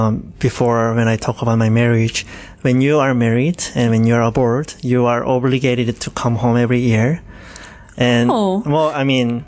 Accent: Changwon, South Gyeongsang, South Korea; English is a second language; now in Hamilton, Canada; my hometown is very south of South Korea, southeast, called Changwon.

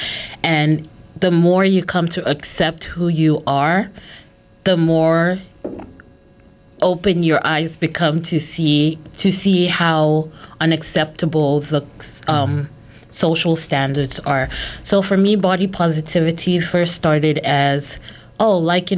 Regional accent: Nigeria; I'm Nigerian

